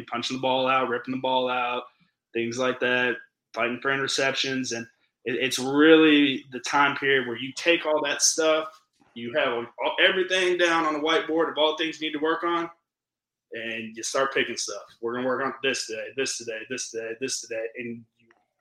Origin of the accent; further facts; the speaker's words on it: Louisville, Kentucky, United States; I'm from Louisville